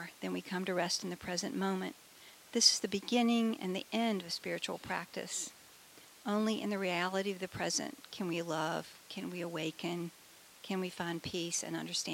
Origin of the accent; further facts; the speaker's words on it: Lexington, Virginia, United States; my hometown, Lexington